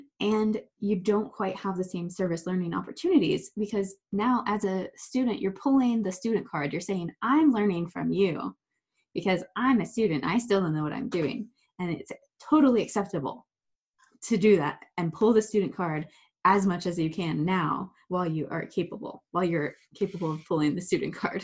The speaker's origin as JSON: {"language": "English", "region": "Ohio", "country": "United States", "moved": "as an adult", "lives_now": "Pennsylvania, United States", "said": "I'm from Ohio"}